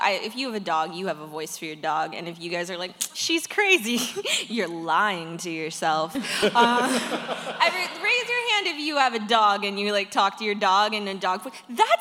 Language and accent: English; the South, United States; I'm from the South